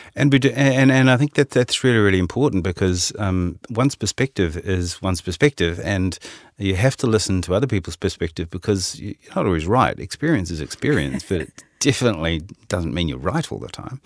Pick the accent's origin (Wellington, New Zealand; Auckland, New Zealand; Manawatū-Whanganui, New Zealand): Auckland, New Zealand; accent: Kiwi; you probably can tell from my accent, I'm a Kiwi. Uh, I was born in Auckland